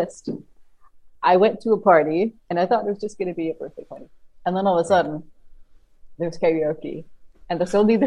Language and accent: English; Copenhagen, Capital Region of Denmark, Denmark; moved away as an adult; now in Reykjavik, Iceland; Copenhagen is my hometown. I grew up just outside of it.